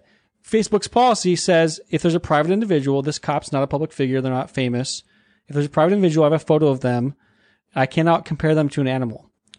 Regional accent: Alaska, United States; I'm actually from Alaska, so I take offense to that statement.

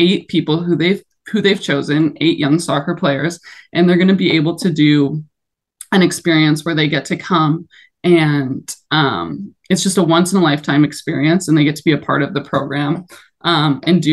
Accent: Toronto, Ontario, Canada; in my hometown, like playing in BMO Stadium

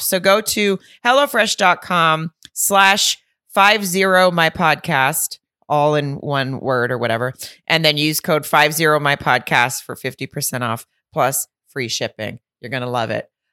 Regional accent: the South, United States; I'm from the South

